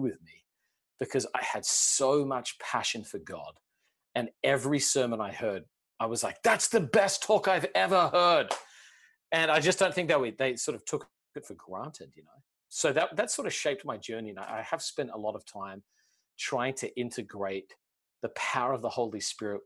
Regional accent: Australia; now in United States; I grew up in Australia

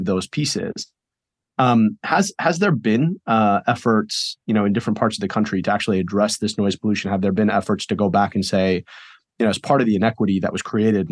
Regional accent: Michigan, United States; I'm from Michigan

